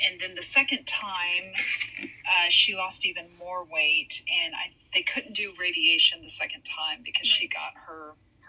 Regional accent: Arlington, Texas, United States; also born or lived in Hawaii; now in Houston, United States; I was raised in Arlington, Texas. And I've been in Houston for 21 years now

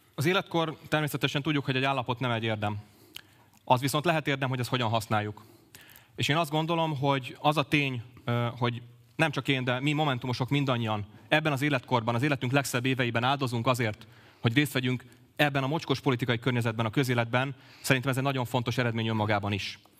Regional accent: Pécs, Baranya, Hungary; én elsősorban Pécsi vagyok, másodszorban politikus.

